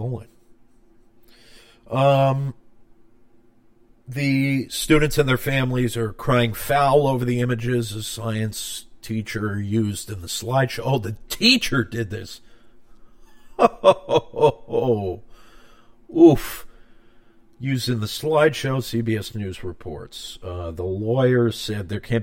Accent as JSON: {"language": "English", "area": "Long Island", "region": "New York", "country": "United States", "tie": "born or raised there", "said": "My hometown, Long Island. Long Island."}